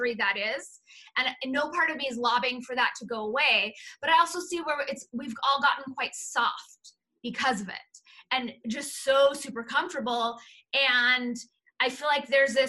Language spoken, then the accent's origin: English; Los Angeles, California, United States; Jewish American princess growing up in the San Fernando Valley